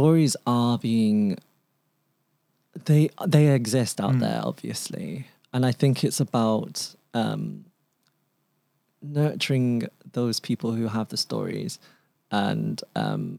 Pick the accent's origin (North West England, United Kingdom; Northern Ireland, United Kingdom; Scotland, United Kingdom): North West England, United Kingdom; Manchester; first language Cantonese; moved away as an adult; coming back to my hometown, Manchester, moving home